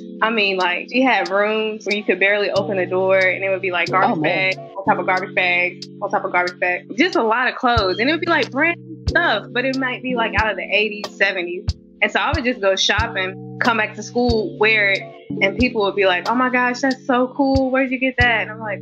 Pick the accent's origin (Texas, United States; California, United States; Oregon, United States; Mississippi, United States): Mississippi, United States; Laurel; I'm from Laurel, Mississippi, born and raised. Lived in Mississippi basically my whole life.